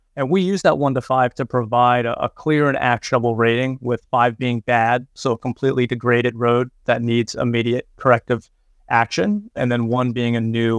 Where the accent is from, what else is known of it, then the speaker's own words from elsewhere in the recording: Clinton, New Jersey, United States; also born or lived in New York / Pennsylvania / Ohio / Michigan; now in Greenville, United States; I'm originally from Clinton, New Jersey. I've lived in New York, Pennsylvania, Ohio, Michigan, Virginia, and now Greenville, South Carolina, where Michelin's North America headquarters are located.